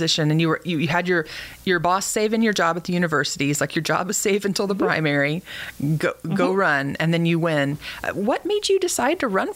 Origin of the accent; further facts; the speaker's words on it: Springfield, Missouri, United States; I grew up in Springfield, Missouri